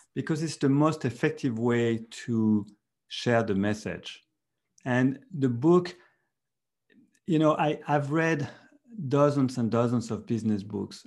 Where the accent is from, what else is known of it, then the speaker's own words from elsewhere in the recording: France; moved away as an adult; now in Silicon Valley, United States; I'm from Europe, from France.